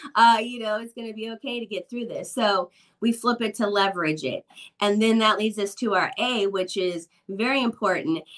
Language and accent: English; Midwest, United States; when I was a kid growing up in the Midwest